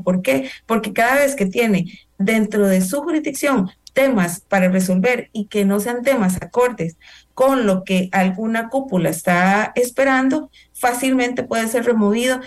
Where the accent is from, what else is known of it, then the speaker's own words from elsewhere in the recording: Costa Rica; como costarricenses, en el caso nuestro